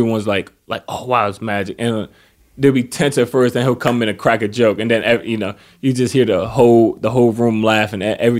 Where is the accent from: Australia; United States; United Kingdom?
United States; East Coast; I mean, but it's weird because I'm from the East Coast.